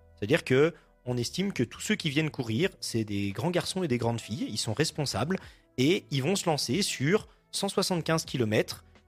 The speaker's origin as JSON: {"language": "French", "area": "Ain", "region": "Auvergne-Rhône-Alpes", "country": "France", "tie": "born or raised there", "moved": "yes", "lives_now": "Jura, France", "said": "moi je suis originaire de l'Ain, donc dans l'Ain je connais un petit peu."}